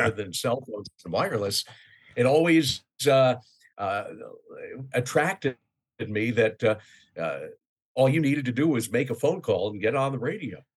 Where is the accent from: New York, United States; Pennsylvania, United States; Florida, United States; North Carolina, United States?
New York, United States; New York City area, United States; moved away as an adult; also born or lived in Glens Falls, New York / Ithaca, New York / Vermont / Syracuse, New York; now in Orlando, United States; I grew up in the New York City area, just north of there